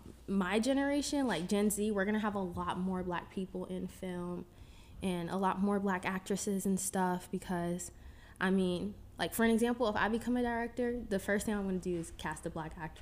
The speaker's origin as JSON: {"language": "English", "region": "Northern Virginia", "country": "United States", "said": "I attend the LA Film School, but with COVID and everything, I'm still home in the DMV, so I'm from Nova."}